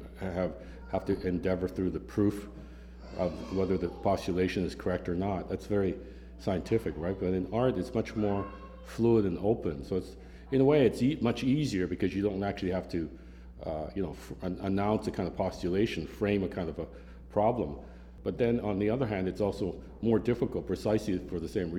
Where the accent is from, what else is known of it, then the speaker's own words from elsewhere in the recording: Canada; now in Philadelphia, United States; as a Canadian